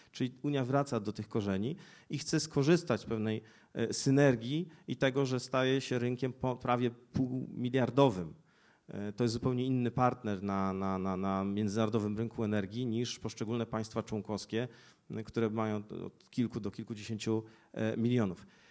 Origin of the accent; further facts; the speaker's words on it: Poznań, Greater Poland, Poland; jestem z Poznania